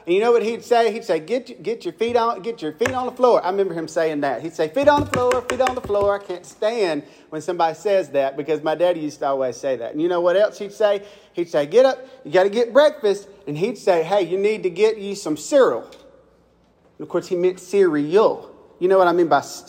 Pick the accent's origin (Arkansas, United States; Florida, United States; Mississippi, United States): Mississippi, United States; I'm from Mississippi